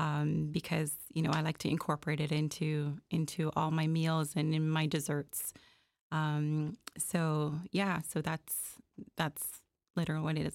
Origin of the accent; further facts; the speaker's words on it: Jamaica; also born or lived in Malvern, Scarborough, Toronto, Canada; now in Toronto, Canada; I am, uh, born and raised in Jamaica. and I came here in nineteen eighty-six